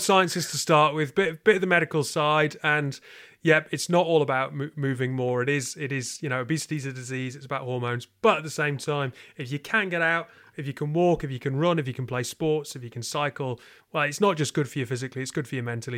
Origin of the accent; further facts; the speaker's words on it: United Kingdom; I'm British